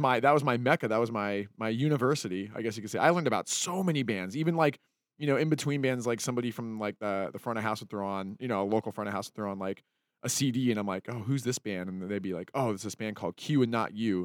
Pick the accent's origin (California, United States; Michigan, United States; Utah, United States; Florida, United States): Utah, United States; Salt Lake City; when I was growing up in Salt Lake